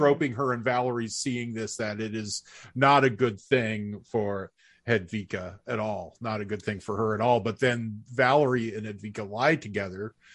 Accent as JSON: {"language": "English", "country": "United States", "said": "our American lens"}